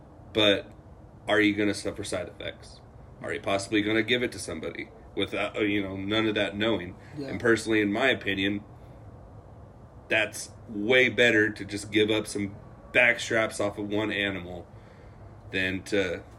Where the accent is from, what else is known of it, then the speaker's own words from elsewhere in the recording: Colorado, United States; because, you know, born and raised in Colorado and living in an awesome area where there was elk